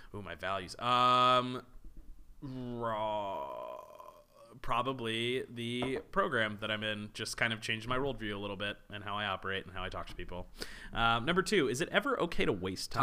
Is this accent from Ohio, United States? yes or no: no; La Plata, Maryland, United States; first language English; good old La Plata, Maryland